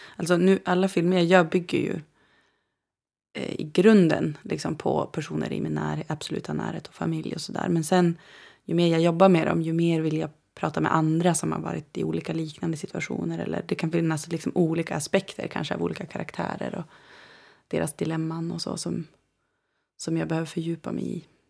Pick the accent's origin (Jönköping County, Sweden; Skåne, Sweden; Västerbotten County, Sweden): Västerbotten County, Sweden; Umeå; now in Copenhagen, Denmark; Jag är född i Umeå. Um, I Västerbotten. I Sápmi. Um, mm. Och bodde i en by som heter Bjärnsjö tills jag började skolan ungefär. Då uh, eh, flyttade vi in till Umeå